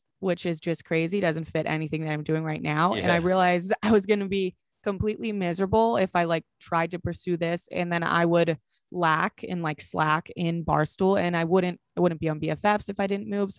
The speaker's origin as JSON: {"language": "English", "town": "Boston", "region": "Massachusetts", "country": "United States", "said": "I'm from Boston."}